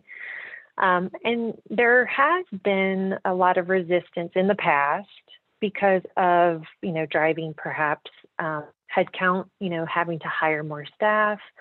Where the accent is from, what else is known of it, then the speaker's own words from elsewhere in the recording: the South, United States; growing up in the South